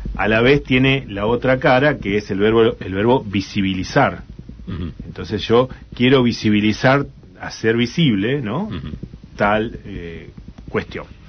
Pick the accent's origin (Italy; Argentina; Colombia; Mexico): Argentina; ¿Cómo nos van a tratar como argentinos?